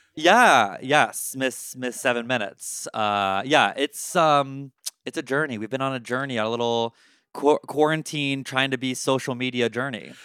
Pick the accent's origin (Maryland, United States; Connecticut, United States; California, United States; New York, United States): Maryland, United States; Baltimore; now in Chicago, United States; I'm from Baltimore originally